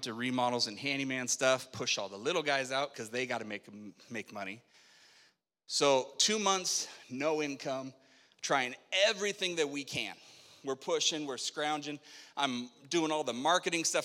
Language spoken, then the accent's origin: English; Spokane, Washington, United States; moved away; I grew up in Spokane